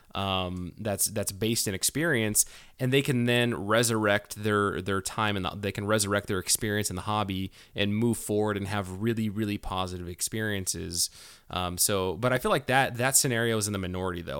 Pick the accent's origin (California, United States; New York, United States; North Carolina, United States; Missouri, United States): California, United States; Manteca; moved away; Manteca, for, uh, taking care of me, you know, coming back to my hometown